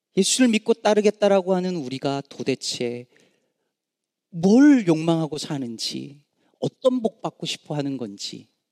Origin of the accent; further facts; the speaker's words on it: Jecheon, North Chungcheong, South Korea; moved away; also born or lived in Daejeon; 제가 그 어, 중국 제천 시골 출신이잖아요